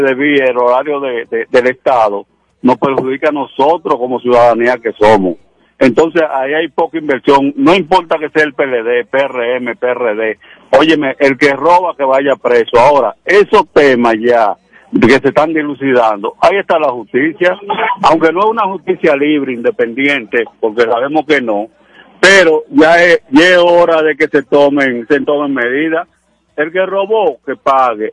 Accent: Dominican Republic; somos dominicanos.

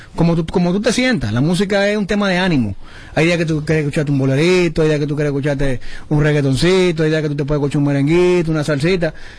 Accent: Dominican Republic; como dominicano

